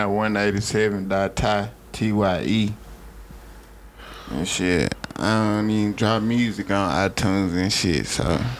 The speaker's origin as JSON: {"language": "English", "town": "Memphis", "region": "Tennessee", "country": "United States", "tie": "born or raised there", "moved": "yes", "said": "I'm from Memphis, man."}